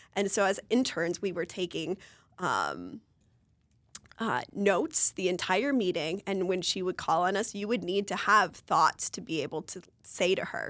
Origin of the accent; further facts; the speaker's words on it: Marshall, Minnesota, United States; my hometown in Marshall, Minnesota.